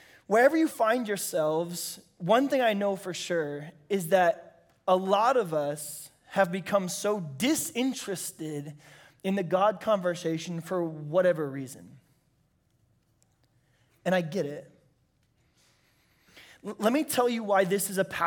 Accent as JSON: {"language": "English", "town": "San Diego", "region": "California", "country": "United States", "also_born_or_lived": "Bakersfield, California", "said": "I'm from San Diego, California"}